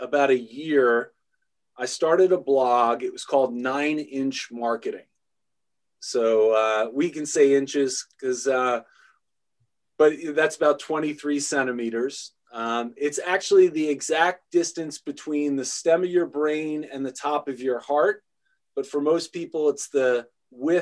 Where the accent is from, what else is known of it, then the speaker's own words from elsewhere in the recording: New York, United States; growing up in New York, that was a thrill